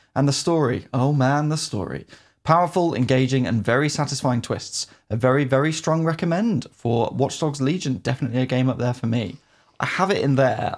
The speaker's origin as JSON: {"language": "English", "country": "United Kingdom", "said": "as a Brit"}